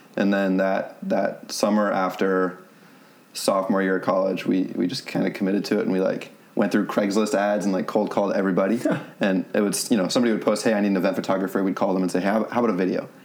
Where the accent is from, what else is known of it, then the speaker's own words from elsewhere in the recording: Rhode Island, United States; moved away as an adult; also born or lived in Florida / Louisiana; we're from Rhode Island